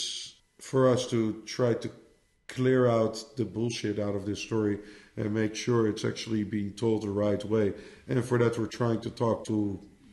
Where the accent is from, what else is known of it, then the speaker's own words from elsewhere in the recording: Amsterdam, North Holland, Netherlands; I'm from Amsterdam originally.